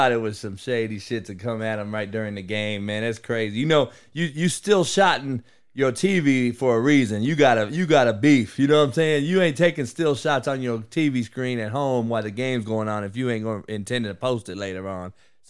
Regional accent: Compton, California, United States; I know we're all from Compton

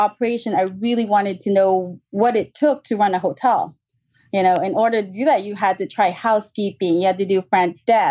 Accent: Los Angeles, California, United States; moved away as an adult; also born or lived in San Francisco; I grew up in Southern California, LA, and then I moved to San Francisco.

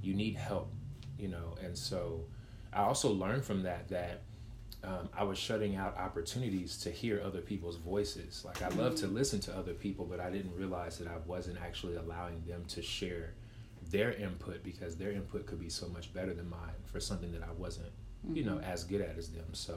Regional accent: Waco, Texas, United States; I'm from Waco

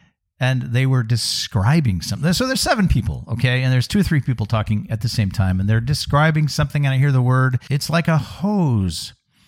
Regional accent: Pacific Northwest, United States; I'm from the Pacific Northwest.

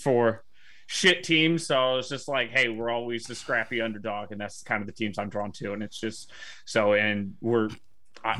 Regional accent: Cleveland, Ohio, United States; I'm from Cleveland area, so we like the shitty teams over in this area.

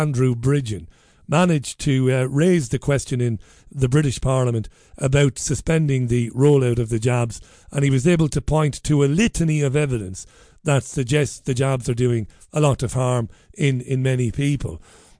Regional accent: Ballybeg, County Waterford, Ireland; now in Salford, United Kingdom; You'd never see that litter on the streets of Ballybeg. I grew up in Priory Lawn. But Salford is disgusting.

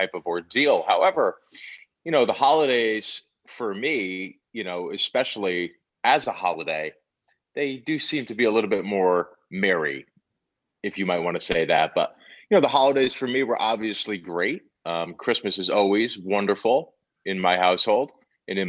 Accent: New Haven, Connecticut, United States; I was born in New Haven, Connecticut, and there used to be the New Haven Coliseum that used to be there

